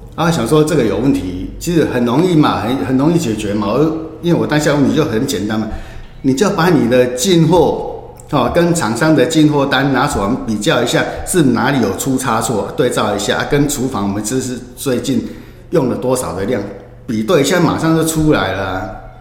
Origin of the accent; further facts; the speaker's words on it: Hemei, Changhua County, Taiwan; 我们这个家乡的地方